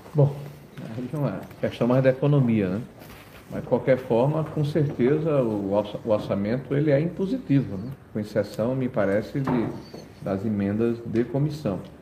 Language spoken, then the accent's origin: Portuguese; Northeast Region, Brazil; eu sou nordestino